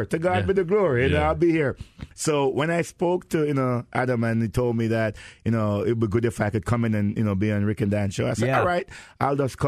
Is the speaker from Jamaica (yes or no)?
yes; Jamaica; now in Fort Lauderdale, United States; I'm Jamaican, not Jerseyan